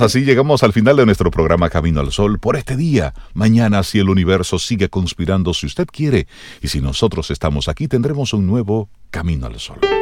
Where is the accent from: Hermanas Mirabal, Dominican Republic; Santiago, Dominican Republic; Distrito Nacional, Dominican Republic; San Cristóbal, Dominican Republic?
Hermanas Mirabal, Dominican Republic; Salcedo; moved away; mi pueblo, allá en Salcedo